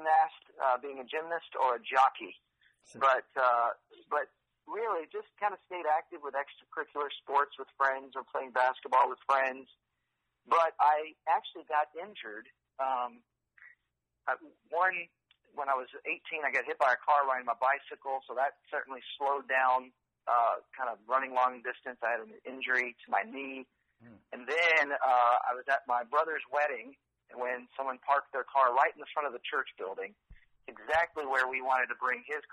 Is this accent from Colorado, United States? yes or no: no; Texas, United States; also born or lived in California; now in Austin, United States; kindergarten through college, I was in Texas